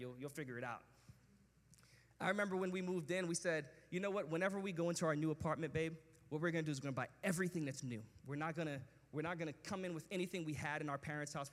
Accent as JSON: {"language": "English", "region": "New York", "country": "United States", "tie": "born or raised there", "said": "where I grew up in New York"}